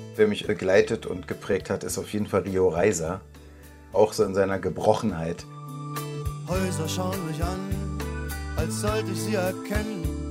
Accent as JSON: {"language": "German", "country": "Germany", "said": "Ich bin ja selber ein Deutscher"}